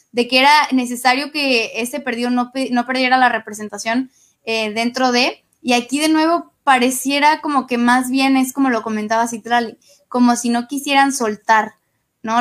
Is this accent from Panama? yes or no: no; Mexico; lo que queremos o a lo que aspiramos como mexicanas y como mexicanos